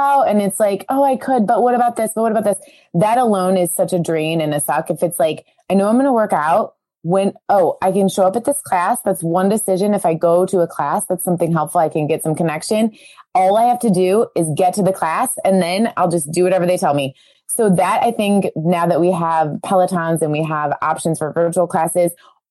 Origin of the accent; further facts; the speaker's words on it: Cleveland, Ohio, United States; We're from Cleveland, Ohio. So CLE represents us.